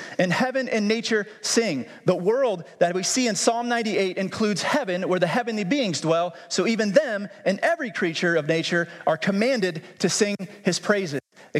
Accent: United States

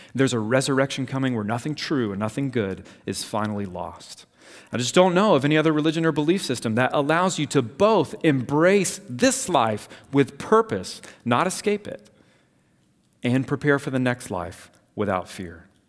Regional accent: Savannah, Georgia, United States; I grew up in Savannah, Georgia

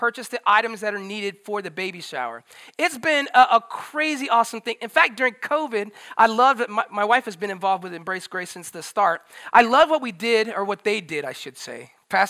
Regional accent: Tampa, Florida, United States; moved away; That's actually where I'm from. I'm from Tampa

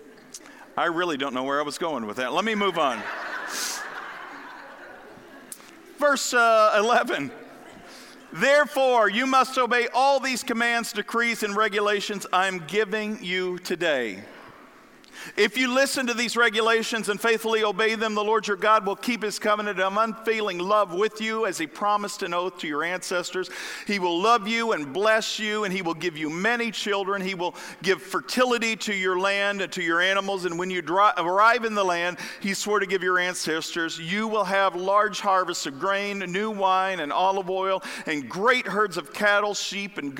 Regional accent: the Bible Belt, the South, United States; I grew up in the Bible Belt down south.

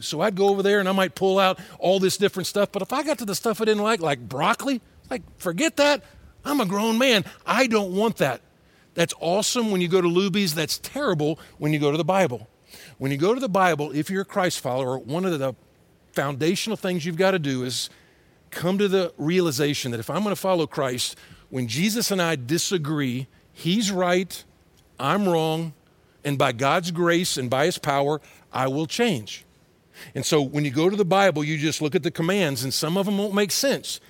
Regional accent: Atlanta, Georgia, United States; moved away; also born or lived in Texas; I grew up in Atlanta and then in Texas.

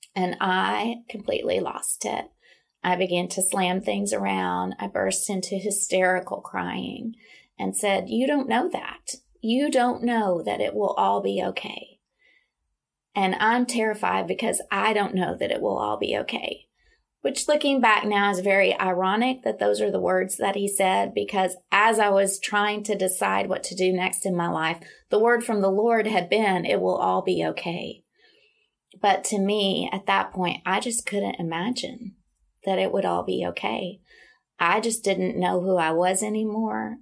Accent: Little Rock, Arkansas, United States; moved away as an adult; also born or lived in Dallas, Texas; now in Nashville, United States; I grew up in Little Rock, Arkansas

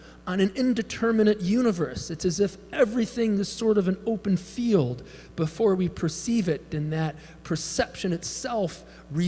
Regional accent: Chicago, Illinois, United States; I grew up in Chicago, Pentecostal

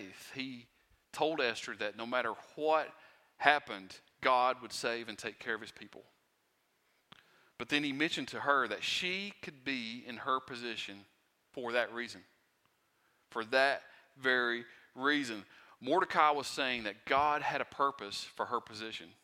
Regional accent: Pound, United States; I'm from Pound, and so I'm like used to haulers and gravel roads and stuff like

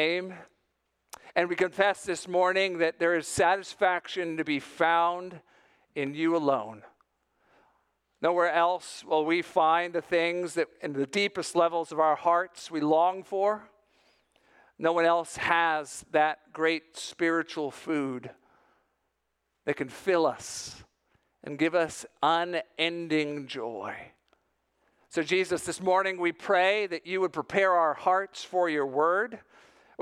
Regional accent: South Florida, United States; growing up in South Florida.

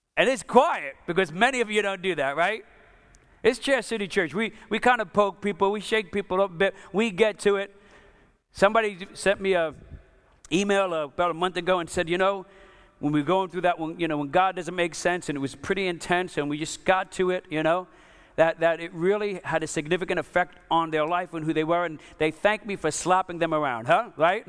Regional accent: New York, United States; I'm from New York

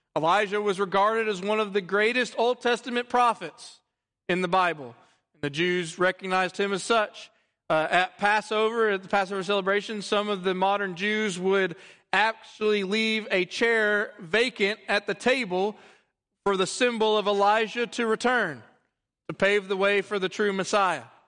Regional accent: Texas, United States; also born or lived in Louisiana; I am a Texan through and through

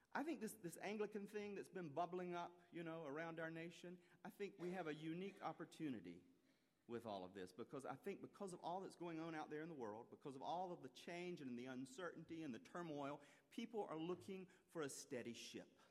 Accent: South Carolina, United States; moved away; I was born and raised in South Carolina

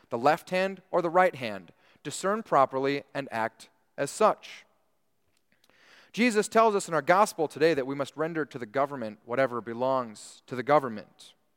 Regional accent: United States; we take part in our civil duties as American citizens

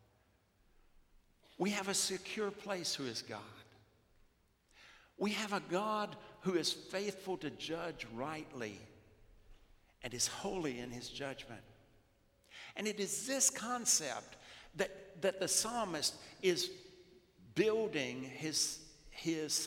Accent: South Louisiana, United States; growing up in South Louisiana

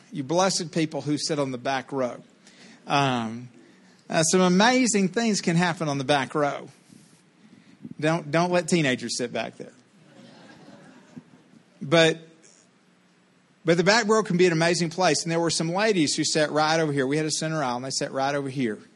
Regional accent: Texas, United States; She came from Tennessee. I came from Texas, whom Tennessee helped.

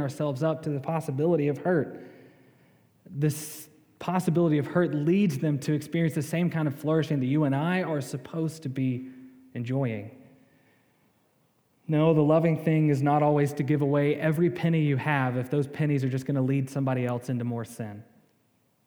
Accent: the South, United States; I'm from the South

